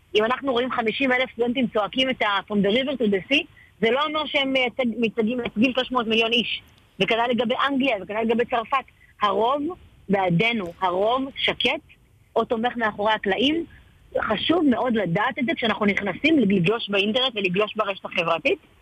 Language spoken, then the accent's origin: Hebrew; Ashkelon, Southern District, Israel; אני אשקלונית אה, גאה